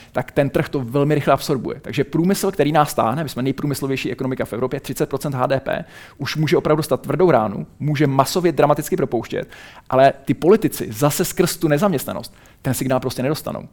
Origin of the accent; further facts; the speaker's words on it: Czechia; pocházím z České republiky a žiji tady